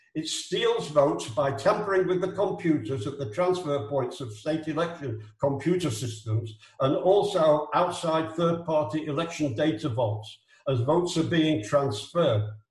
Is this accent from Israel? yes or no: yes; Israel; I'm from Israel. I'm not an American